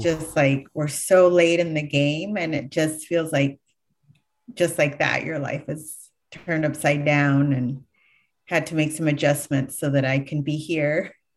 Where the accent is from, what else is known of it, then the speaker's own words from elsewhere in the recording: Galt, California, United States; I grew up in Galt, uh, which is the southernmost part of Sacramento C-, county